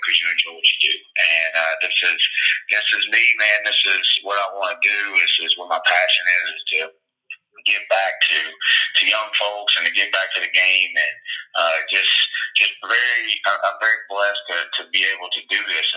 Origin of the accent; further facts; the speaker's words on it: Dallas, Georgia, United States; moved away as an adult; also born or lived in Maryville, Tennessee / Carrollton, Georgia; I'm from Paulding County, Dallas, Georgia. I played high school football there, and my whole family still lives there for the most part, so I'm scattered out just a little bit, but that's home